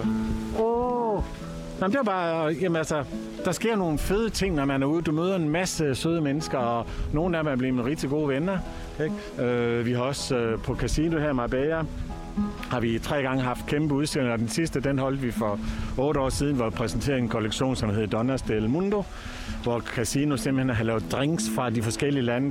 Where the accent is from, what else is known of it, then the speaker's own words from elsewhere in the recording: Aalborg, North Denmark Region, Denmark; moved away as an adult; now in Costa del Sol, Spain; jeg kommer selv fra Aalborg, eller nord for Aalborg, fra Voskov.